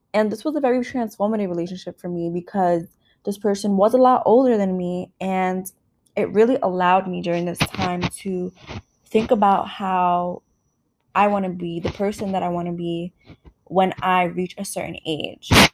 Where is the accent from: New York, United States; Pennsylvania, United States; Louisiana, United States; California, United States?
New York, United States; New York City; where I grew up, A K A New York City